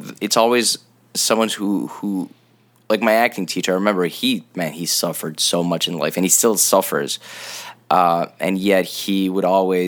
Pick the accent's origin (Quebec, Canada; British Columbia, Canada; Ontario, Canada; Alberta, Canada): Quebec, Canada; Montreal; we're from Montreal, so there's snow